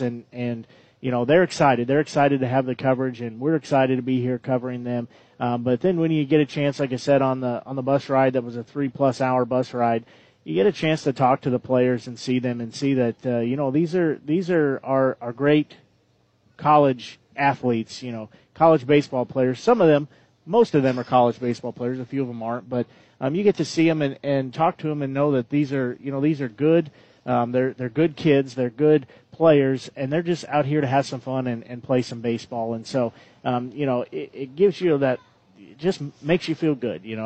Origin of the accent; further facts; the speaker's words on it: Nevada, Missouri, United States; I grew up in Nevada